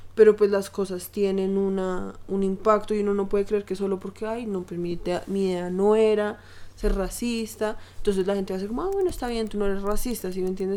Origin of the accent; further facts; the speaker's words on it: Colombia; acá en Colombia